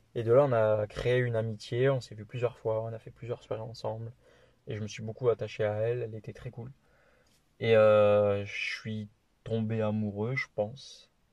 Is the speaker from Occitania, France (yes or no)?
yes; Toulouse, Occitania, France; accent: petit accent; now in Alexandra, New Zealand; j'ai 21 ans, je suis toulousain